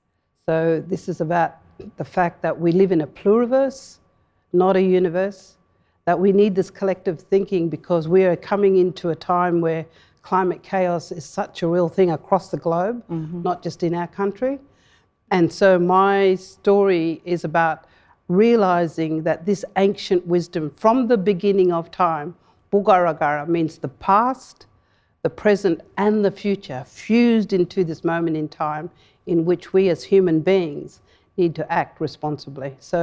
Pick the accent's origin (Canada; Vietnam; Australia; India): Australia; Western Australia; So in my language, I said, good day, I am a woman from the Fitzroy River, the Martuwarra.